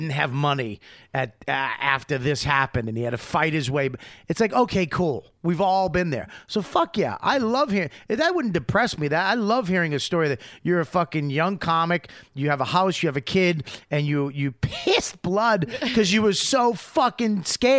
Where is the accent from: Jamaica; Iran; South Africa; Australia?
Australia; you know, I'm from Australia. I'm real honest.